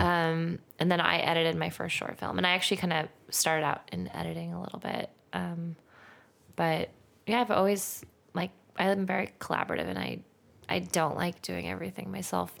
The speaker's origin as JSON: {"language": "English", "town": "Santa Monica", "region": "California", "country": "United States", "tie": "born or raised there", "said": "I'm from Santa Monica"}